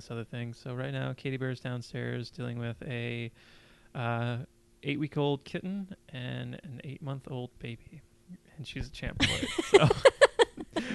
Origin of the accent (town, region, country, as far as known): Davis, California, United States